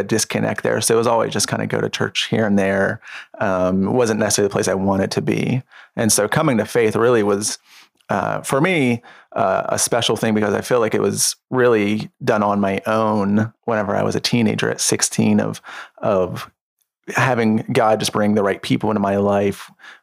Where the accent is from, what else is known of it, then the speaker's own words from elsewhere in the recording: Avella, Pennsylvania, United States; also born or lived in Washington, Pennsylvania; I grew up in Avella, PA until I was 13, which is a super small town outside of Washington, and then moved into Washington when I was 13